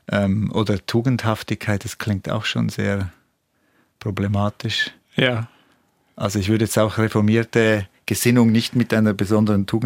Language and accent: German; Switzerland; Aber ja, das hat doch, denke ich, diesen Teil der Schweiz, wo ich aufgewachsen bin, stark geprägt.